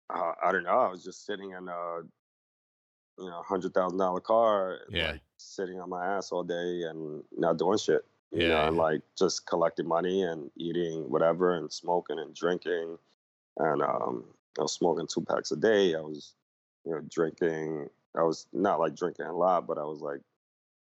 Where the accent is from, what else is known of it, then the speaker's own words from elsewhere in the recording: New York City, New York, United States; I grew up in the Lower East Side, 80s, 90s, when it was a very drug infested neighborhood